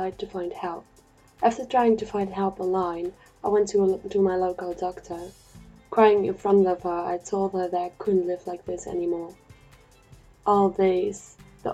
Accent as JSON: {"language": "English", "country": "Netherlands", "moved": "as an adult", "said": "I'm from the Netherlands"}